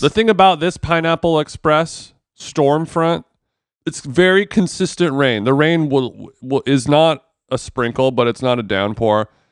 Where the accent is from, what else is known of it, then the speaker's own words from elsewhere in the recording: United States; as an American